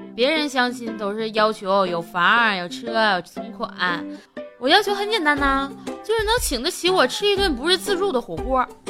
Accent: Northeast China, China; moved away as an adult; 我是东北人嘛，来到这边儿就离家远

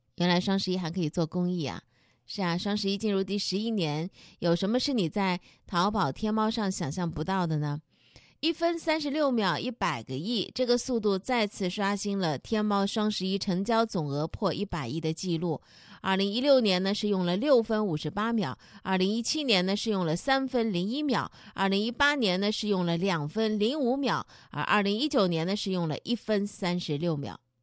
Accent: Zhejiang, China; 咱们浙江人今年到底都买了些啥

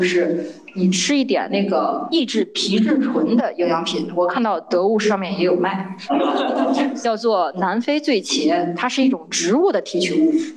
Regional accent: Shandong, China; moved away as an adult; also born or lived in Beijing; 我来自山东啊

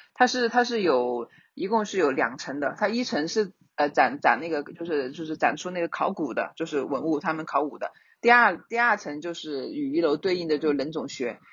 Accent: China; 我们中国人的春节，它是很重要的

